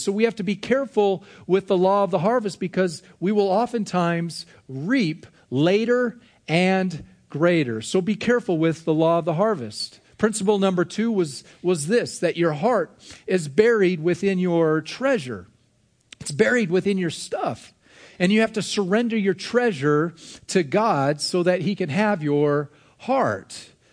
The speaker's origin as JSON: {"language": "English", "country": "United States", "said": "As American individuals"}